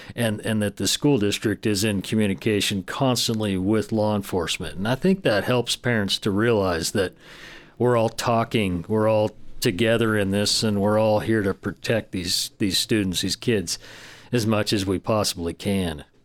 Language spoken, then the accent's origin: English; Del Norte County, California, United States; I grew up in Del Norte County. I have strong roots here